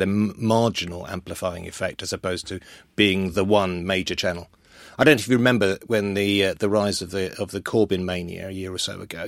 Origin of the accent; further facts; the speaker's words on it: London, United Kingdom; also born or lived in Wales; I grew up in North London